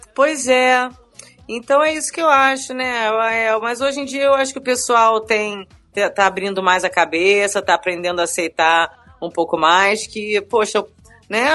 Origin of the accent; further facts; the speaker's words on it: Rio de Janeiro, Brazil; also born or lived in São Paulo; eu sou paulistana, mas eu moro no Rio de Janeiro a minha vida inteira